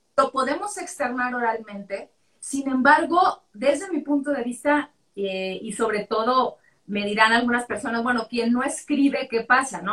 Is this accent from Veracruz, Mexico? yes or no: no; Culiacán, Sinaloa, Mexico; moved away as an adult; now in Mexico City, Mexico; Yo crecí en Sinaloa, en Culiacán